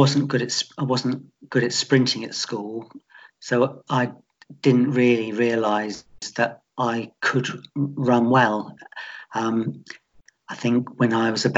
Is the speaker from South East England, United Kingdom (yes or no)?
yes; Portsmouth, South East England, United Kingdom; also born or lived in Eastleigh; I was born in Eastleigh, and I've lived in Portsmouth all my life.